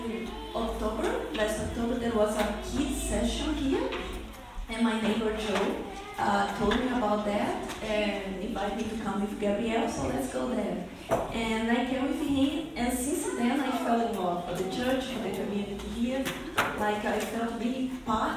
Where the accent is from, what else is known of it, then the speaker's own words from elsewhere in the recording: Brazil; English is a second language; moved away as an adult; now in Melbourne, Australia; I am from Brazil